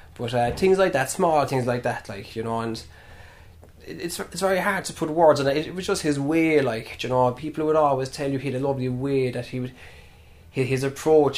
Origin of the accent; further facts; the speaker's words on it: Fossa, Munster, Ireland; I'm from Fossa, outside Killarney.